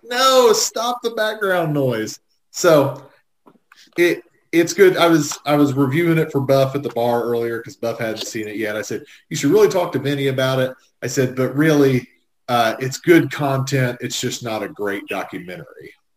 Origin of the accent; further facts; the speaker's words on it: United States; I grew up on the Indiana state line, so we got Dayton stations